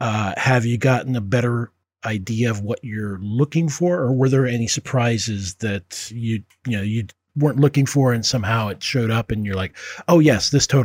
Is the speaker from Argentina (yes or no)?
no; Puerto Rico; now in United States; I can't really cop to being a full immigrant because I came here from Puerto Rico